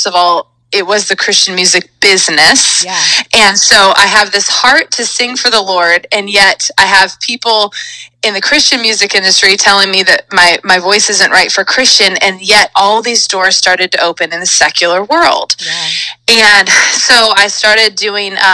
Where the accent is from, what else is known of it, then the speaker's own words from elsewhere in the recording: Auburn, California, United States; I grew up actually in Northern California